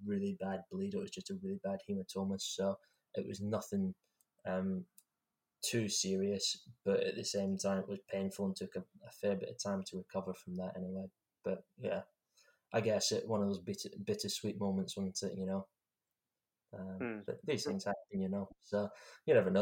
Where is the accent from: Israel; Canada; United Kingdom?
United Kingdom; Scotland; being Scottish and representing your country